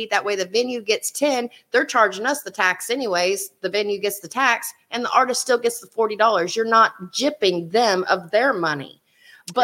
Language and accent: English; Oklahoma, United States; I'm from Oklahoma.